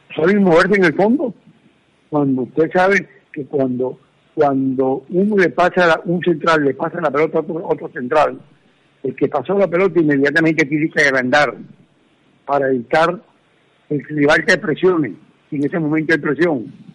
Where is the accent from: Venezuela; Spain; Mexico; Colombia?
Colombia; como colombianos